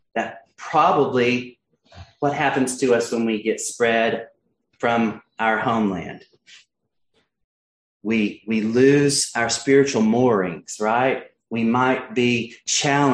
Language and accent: English; Newland, North Carolina, United States; my hometown of Newland, North Carolina